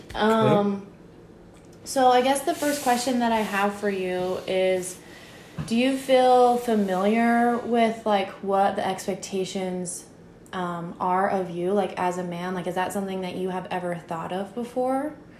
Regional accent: Franklin, Virginia, United States; That's where I grew up

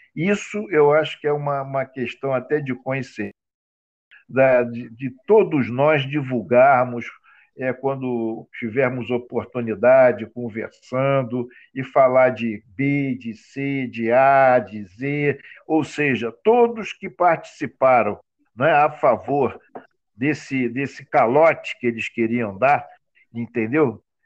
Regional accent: Rio de Janeiro, Brazil; nós que somos do Rio de Janeiro

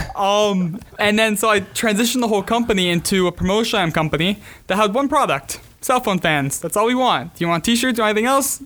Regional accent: Montreal, Quebec, Canada; also born or lived in South Florida; now in Gainesville, United States; living in South Florida. I grew up in Montreal. Living in South Florida last ten years.

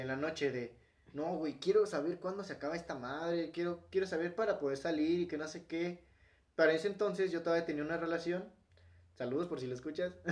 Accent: Mexico; Y bien mexicano, con el pinche nopal en la frente

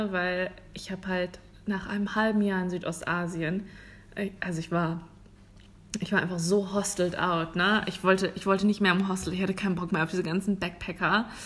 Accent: Germany; moved away; bei uns in Deutschland

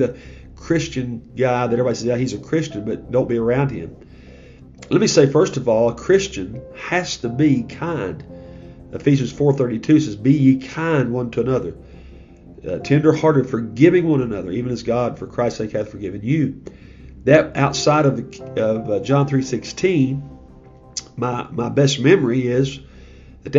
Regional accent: United States; as an American

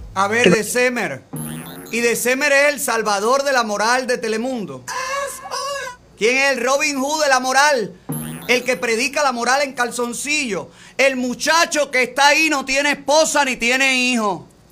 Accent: Cuba; now in Miami, United States

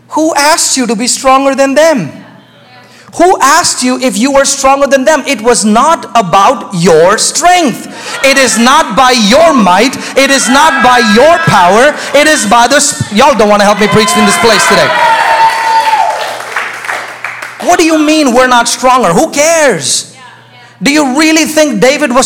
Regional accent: India; moved away; I was raised in India

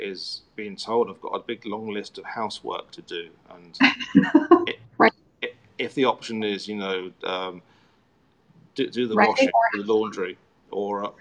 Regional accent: Worthing, South East England, United Kingdom; moved away; this is Worthing, he'd do it in my hometown

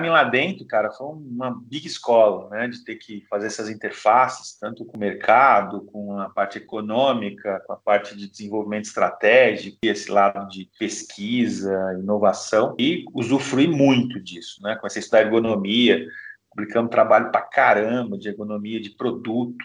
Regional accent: Brazil; A gente é brasileiro

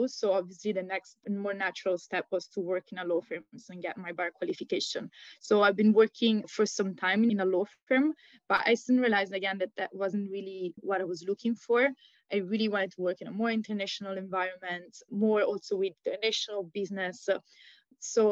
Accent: Rome, Lazio, Italy; also born or lived in Pisa; So when I was very little, we moved to Roma. And there is actually where I've been raised

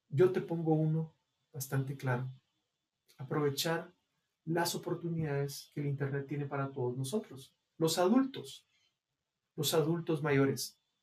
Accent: Guatemala; en el caso de nosotros, los guatemaltecos

